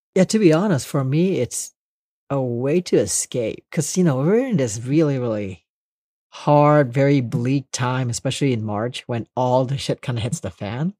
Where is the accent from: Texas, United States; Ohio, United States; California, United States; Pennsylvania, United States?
California, United States; Los Angeles; born or raised there; also born or lived in Indonesia / Monterey Park / Northridge / Long Beach